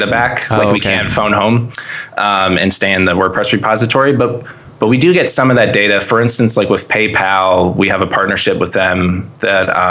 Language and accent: English; Reading, Pennsylvania, United States; also born or lived in Philadelphia area; I was born in Reading. So my family's from here.